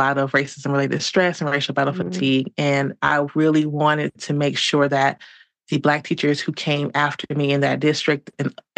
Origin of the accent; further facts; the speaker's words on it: Detroit, Michigan, United States; moved away as an adult; now in Denver, United States; I'm originally from Detroit.